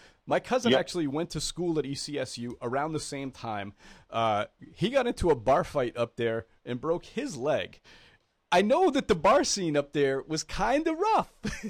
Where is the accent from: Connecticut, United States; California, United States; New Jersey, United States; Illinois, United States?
Connecticut, United States; New London; I'm from New London.